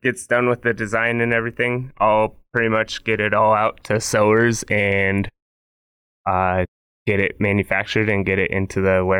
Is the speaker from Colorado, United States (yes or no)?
yes; Westminster, Colorado, United States; Colorado. Born and raised in Westminster.